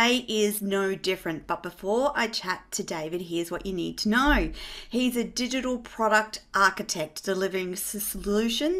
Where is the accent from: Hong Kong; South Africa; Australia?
Australia; also born or lived in Gold Coast, Queensland; as an Australian